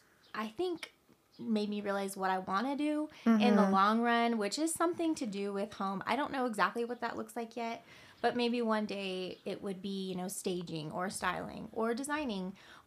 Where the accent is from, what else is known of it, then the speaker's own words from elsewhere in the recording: California, United States; We were so young and had kids young, and we, you know, we came from California. Everything's so expensive.